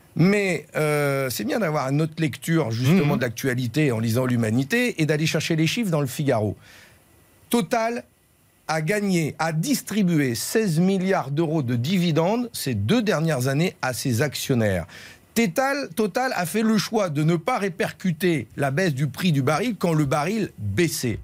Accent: Nord, Hauts-de-France, France; je suis un ch'ti, je sais d'où je viens

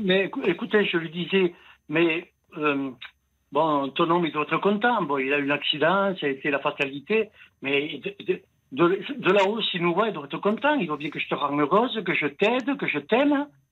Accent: Italy; je suis un Italien

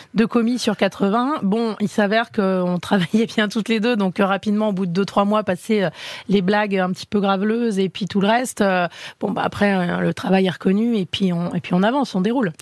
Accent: Enghien-les-Bains, Île-de-France, France; je viens d'Anguin-les-Bains

